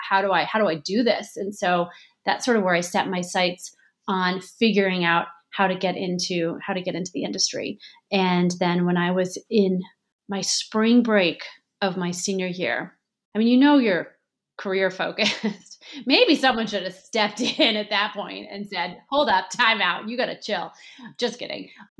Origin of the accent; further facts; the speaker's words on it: St. Louis, Missouri, United States; moved away as an adult; also born or lived in Ohio / New York City; I grew up in St. Louis, Missouri.